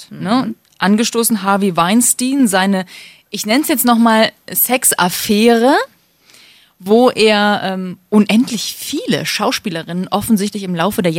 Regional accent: Cologne, North Rhine-Westphalia, Germany; du weißt ja, ich komme aus Köln, Kölner Karneval

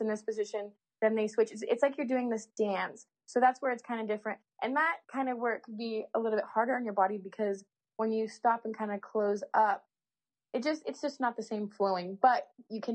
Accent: California, United States; I'm from California

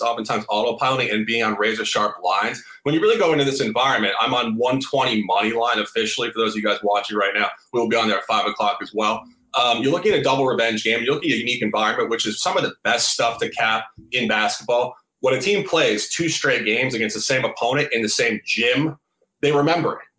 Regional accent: New York City, New York, United States; moved away; I'm from New York City originally.

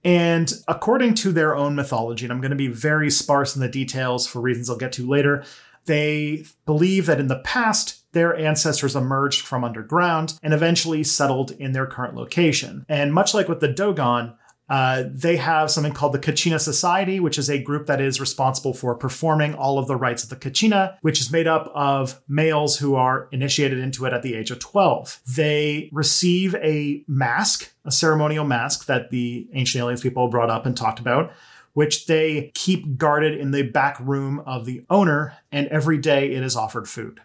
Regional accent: Canada; I am a Canadian

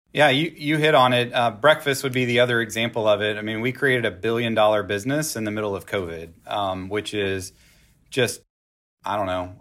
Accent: Texas, United States; I'm from Texas

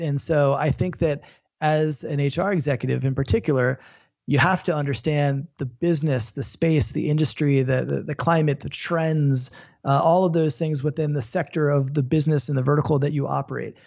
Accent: Florida, United States; moved away; also born or lived in Los Angeles; I grew up in Florida watching all the shuttles take off

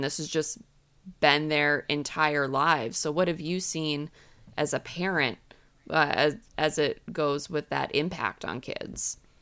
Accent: New England, United States; I grew up in New England

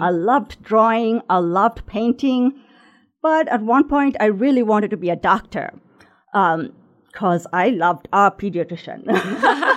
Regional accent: Sri Lanka; moved away as an adult; also born or lived in Indianapolis; now in Noblesville, United States; grew up in Sri Lanka, which is a small island right off the ocean of India.

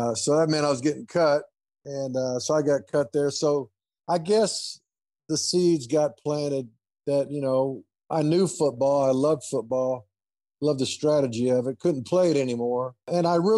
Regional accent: Boca Raton, Florida, United States; Boca Raton, Florida, my hometown

